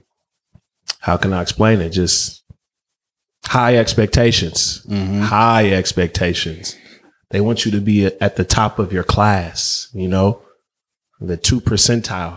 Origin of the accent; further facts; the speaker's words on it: Oakland, California, United States; being Nigerian American was tough, you know, in Oakland